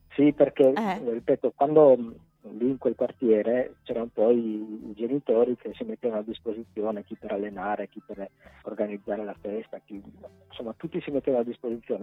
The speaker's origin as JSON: {"language": "Italian", "town": "Pordenone", "region": "Friuli-Venezia Giulia", "country": "Italy", "tie": "born or raised there", "said": "nato e cresciuto a Villanova"}